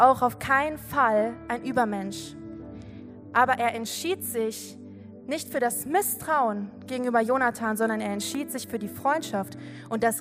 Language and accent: German; Giessen, Hesse, Germany; ich komme aus Gießen. Und wenn du weißt, so Gießen ist ungefähr eine Stunde von hier mit dem Auto.